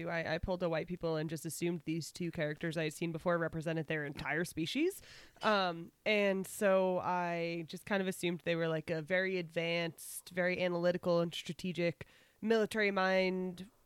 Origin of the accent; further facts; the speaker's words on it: Wisconsin, United States; like I'm from Wisconsin, but yeah.